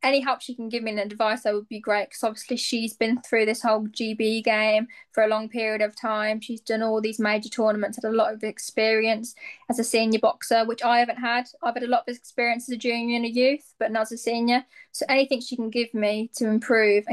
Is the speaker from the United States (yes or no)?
no; near Aston, West Midlands, United Kingdom; near my hometown